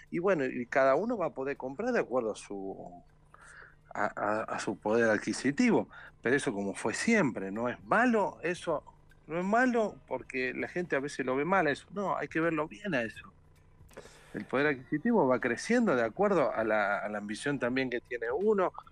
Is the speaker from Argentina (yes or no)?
yes; Argentina; now in Brazil; pero yo como, argentino siempre también pensé la forma que siempre se sale adelante